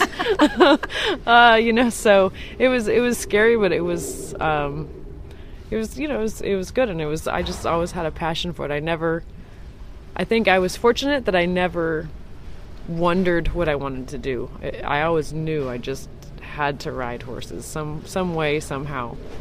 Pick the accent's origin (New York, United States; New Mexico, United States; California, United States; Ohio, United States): New Mexico, United States; Santa Fe; I was born and raised in New Mexico in Santa Fe.